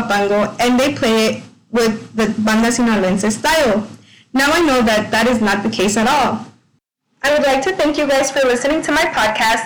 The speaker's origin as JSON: {"language": "English", "region": "California", "country": "United States", "tie": "born or raised there", "said": "I grew up in California"}